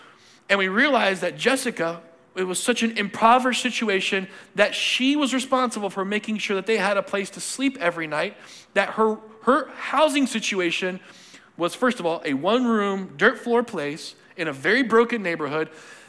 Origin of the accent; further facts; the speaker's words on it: Cochabamba, Bolivia; born there; I got a chance to go back to the country I was born. I was born in Cochabamba, Bolivia, spelled like it sound.